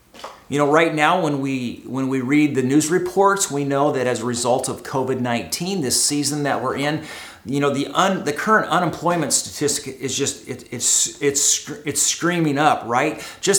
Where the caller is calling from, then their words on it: Costa Mesa, California, United States; I am broadcasting from Costa Mesa, California, from my living room here in our home.